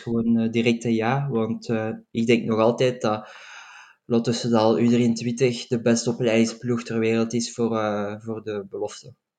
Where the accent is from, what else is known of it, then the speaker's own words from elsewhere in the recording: Belgium; als Belgen